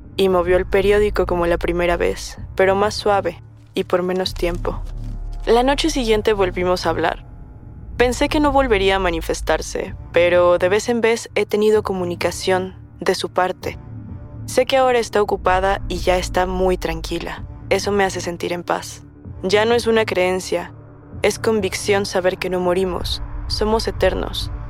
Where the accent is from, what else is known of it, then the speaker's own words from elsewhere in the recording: Caracas, Capital District, Venezuela; now in Santiago, Chile; Soy de Caracas, Venezuela actualmente radicado en Santiago de Chile